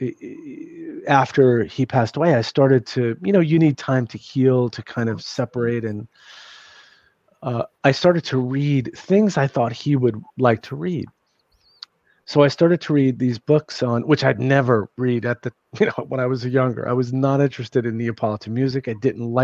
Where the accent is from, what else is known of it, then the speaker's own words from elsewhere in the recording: New York City, New York, United States; I grew up in New York City. I grew up in a little bit rough section.